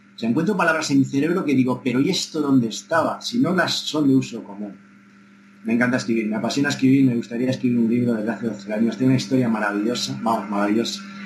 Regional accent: Cuenca de Campos, Castile and León, Spain; Soy un niño de Cuenca de Campos, como te digo, de la escuela rural, de mi maestro don Valentín

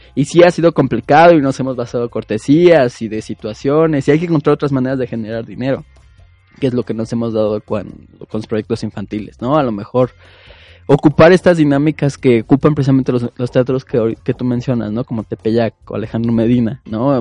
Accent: Mexico; como mexicanos, es a lo que estamos acostumbrados

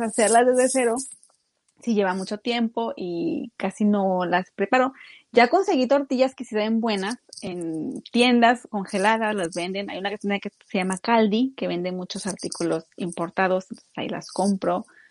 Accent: Mexico; now in Japan; uno como mexicano

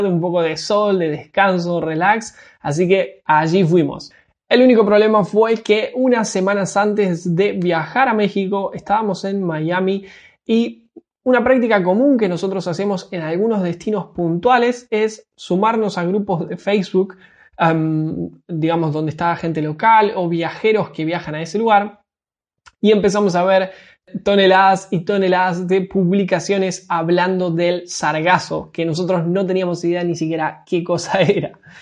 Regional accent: Argentina; para mí que soy argentino, para nosotros los argentinos el resto del mundo nos queda muy muy lejos

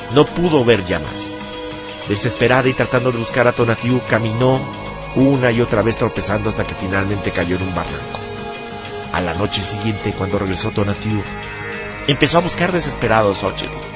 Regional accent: Mexico; nosotros como mexicanos

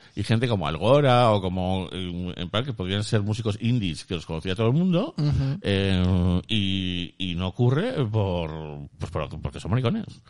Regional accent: Basque Country, Spain; yo soy vasco

